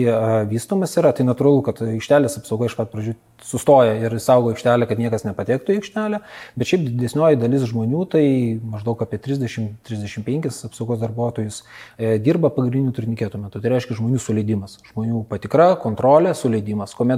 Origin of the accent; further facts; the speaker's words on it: Kaunas, Kaunas County, Lithuania; aš pats esu kaunietis